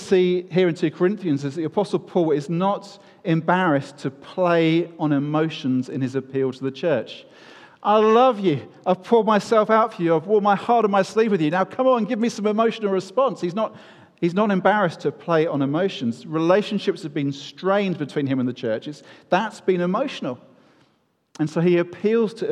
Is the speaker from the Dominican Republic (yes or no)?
no; United Kingdom; we are British